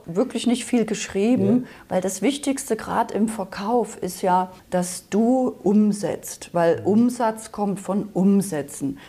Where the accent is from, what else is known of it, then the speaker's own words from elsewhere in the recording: Saxony, Germany; moved away; also born or lived in Berlin; Also ich bin ursprünglich aus Sachsen, das hört man vielleicht noch so ein bisschen